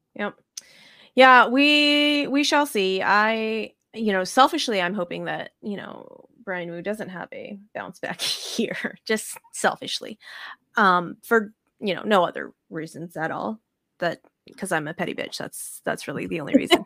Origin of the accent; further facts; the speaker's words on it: United States; as an American, like, a spoiled American that has running water in our, in our house